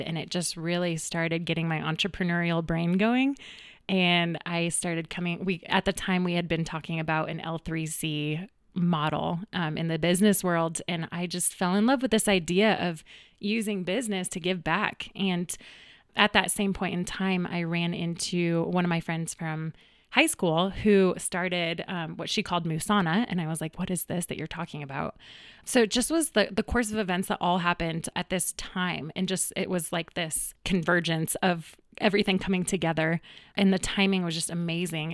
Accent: Greenwood Village, Colorado, United States; also born or lived in Boulder, Colorado; I actually grew up in the, in the neighborhood, right down the street in Greenwood Village

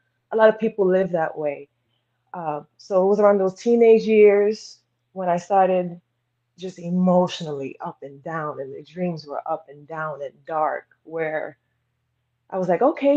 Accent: New York City, New York, United States; Originally from Brooklyn

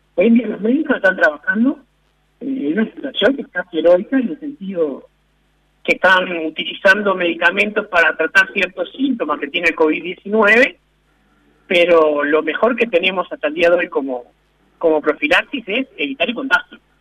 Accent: Uruguay; como uruguayos

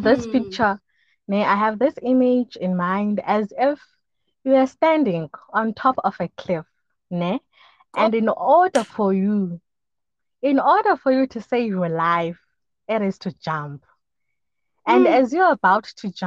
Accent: Port Elizabeth, Eastern Cape, South Africa; also born or lived in Humansdorp; I was born and bred in PE. My whole life was in PE up until 2019

